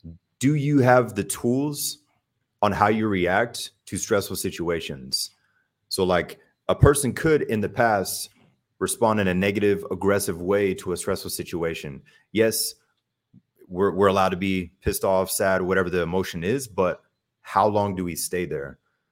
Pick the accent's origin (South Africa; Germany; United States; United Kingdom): Germany; I think a major factor with that is growing up in Germany and traveling a lot, seeing different cultures really just opened my mind.